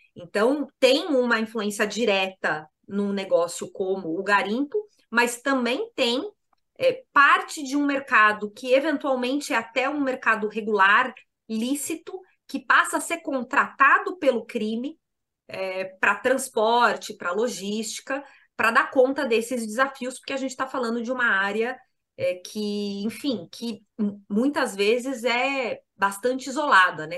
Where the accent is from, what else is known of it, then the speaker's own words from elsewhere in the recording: São Paulo, Brazil; como alguém que foi nascida e criada em São Paulo